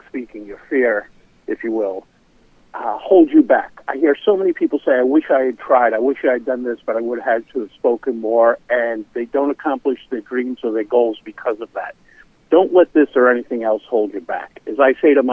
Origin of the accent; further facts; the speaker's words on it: Providence, Rhode Island, United States; I grew up in Providence with a lisp and a stutter